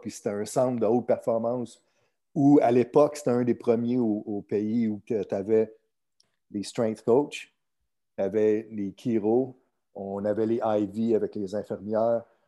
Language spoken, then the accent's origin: French; Chicoutimi, Quebec, Canada; moved away as an adult; also born or lived in California / St. Louis; now in Miami, United States; je suis né à Chicoutimi